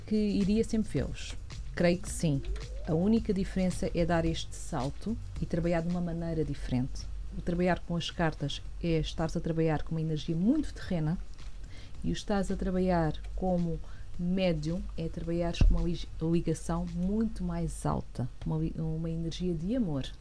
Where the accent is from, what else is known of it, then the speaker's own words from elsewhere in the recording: Portugal; eu sou portuguesa